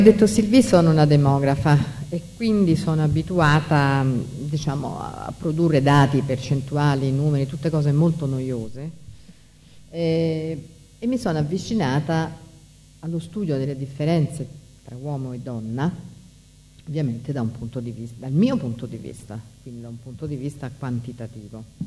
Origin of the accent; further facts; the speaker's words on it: Rome, Lazio, Italy; io sono di Roma